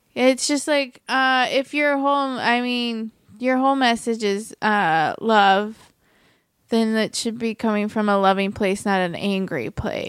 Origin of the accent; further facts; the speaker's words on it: Merritt Island, Florida, United States; moved away as an adult; also born or lived in New York; now in Los Angeles, United States; growing up in Florida uh like you where I was was a pretty conservative county